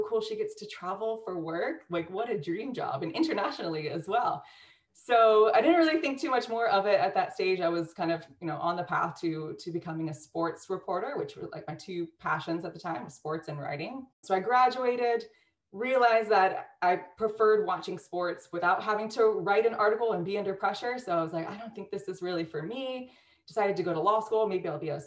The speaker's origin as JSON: {"language": "English", "town": "Cincinnati", "region": "Ohio", "country": "United States", "tie": "born or raised there", "moved": "as an adult", "said": "I grew up in Cincinnati, Ohio, kind of a sheltered life"}